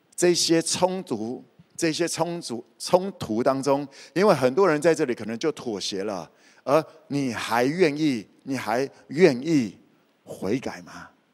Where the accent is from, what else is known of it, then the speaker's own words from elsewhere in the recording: Kaohsiung, Taiwan; moved away as an adult; also born or lived in Taipei; 我也知道高雄那些是什么， 我在这里长大的， 我在高雄长大的